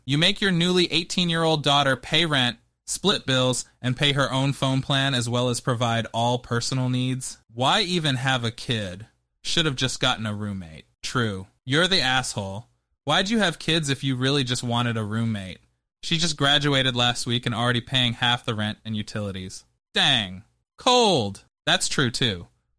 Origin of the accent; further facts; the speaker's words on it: United Kingdom; there's a question mark at the end because I'm British.